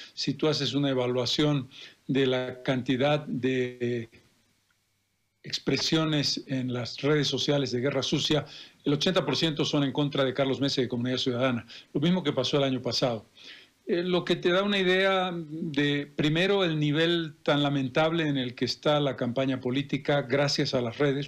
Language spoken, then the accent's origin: Spanish; Bolivia; como bolivianos